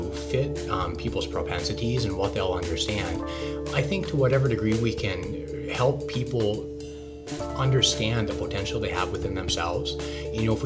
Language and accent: English; South Central Montana, United States; moved away; also born or lived in Oregon / Portland / Boston, Massachusetts; I grew up in South Central Montana.